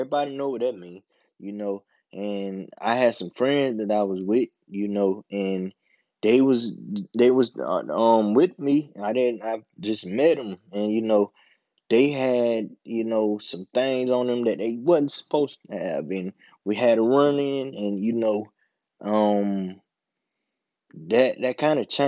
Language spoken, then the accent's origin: English; Bennettsville, South Carolina, United States; I'm from Bennisfield, South Carolina, a small town down here in South Carolina